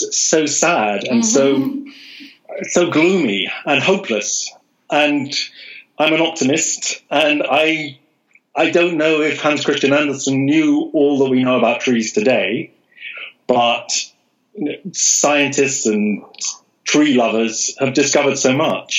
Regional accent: London, United Kingdom; I live in London. I was born in London

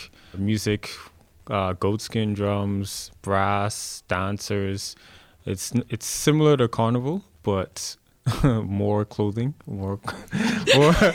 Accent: Freeport, Grand Bahama, Bahamas; moved away as an adult; now in Halifax, Canada; I'm from the Bahamas, Freeport, Grand Bahama, and I've been in Halifax for 5 years.

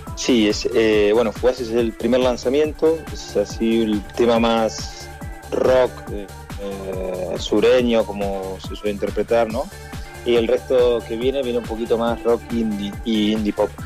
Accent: Argentina; siendo argentino

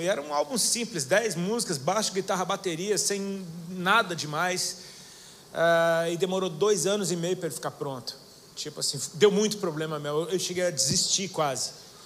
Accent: Brasília, Federal District, Brazil; also born or lived in Hawaii; now in Itajaí, Brazil; eu sou natural de Brasília

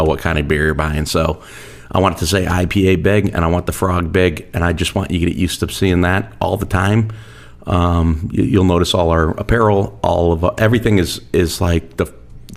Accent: Ballston Lake / Burnt Hills, New York, United States; I grew up on Boston Lake, you know, Burn Hills, Boston Lake

